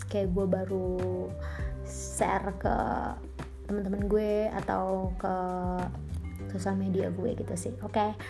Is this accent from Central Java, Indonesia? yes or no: no; Bogor, West Java, Indonesia; tiba-tiba manggil gue teteh kayak tahu nih orang tahu gue dari Bogor gitu kan